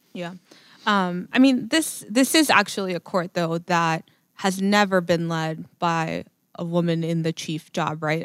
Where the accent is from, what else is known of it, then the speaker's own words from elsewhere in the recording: Laredo, Texas, United States; also born or lived in Austin; my hometown in Laredo